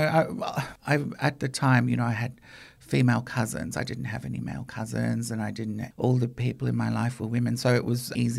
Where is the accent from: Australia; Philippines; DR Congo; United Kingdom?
Australia; were propellers back there. You know, Australia is all I've really known. It's my home.